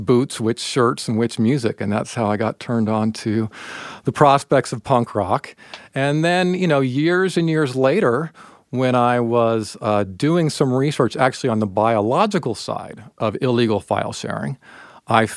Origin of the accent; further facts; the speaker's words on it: Stockton, California, United States; also born or lived in New York City, United States; now in Cleveland, United States; growing up in Stockton